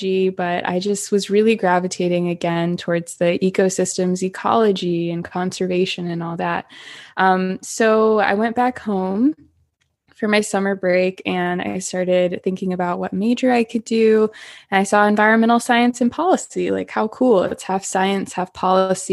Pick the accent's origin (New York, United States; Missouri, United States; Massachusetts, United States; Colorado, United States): Missouri, United States; Florissant; moved away as an adult; also born or lived in Orange County, California; now in Ventura, United States; I was born and raised in Florissant, Missouri, which is right outside of St. Louis, Missouri